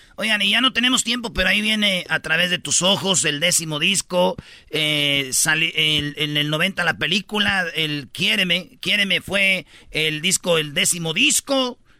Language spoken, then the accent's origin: Spanish; Jiquilpan, Michoacán, Mexico; now in Los Angeles, United States; Soy de Michoacán